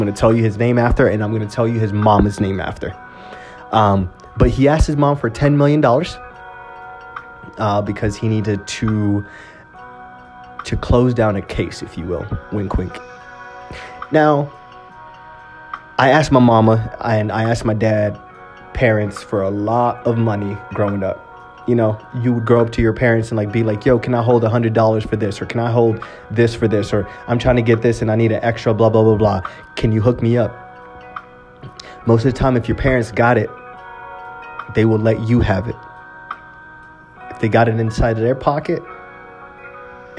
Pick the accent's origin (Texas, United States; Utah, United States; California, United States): Utah, United States; my hometown, Utah.